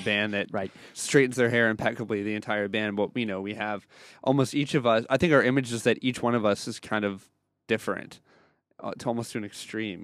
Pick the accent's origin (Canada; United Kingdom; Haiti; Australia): Canada; we're a bunch of Canadians here.